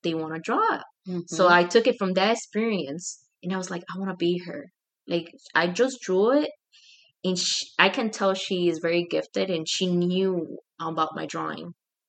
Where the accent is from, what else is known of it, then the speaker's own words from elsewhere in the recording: Puerto Rico; now in Chicago, United States; I was born here in Chicago, but I was taken to Puerto Rico. I had to learn a new language, English, sign language, and then Spanish.